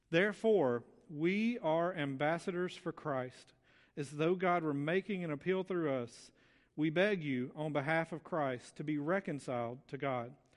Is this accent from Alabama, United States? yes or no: yes; Muscle Shoals, Alabama, United States; moved away as an adult; I'm originally from Muscle Shoals